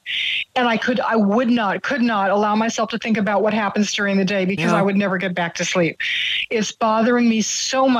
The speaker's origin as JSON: {"language": "English", "country": "United States", "moved": "yes", "lives_now": "Canada", "said": "I'm an American citizen in Canada."}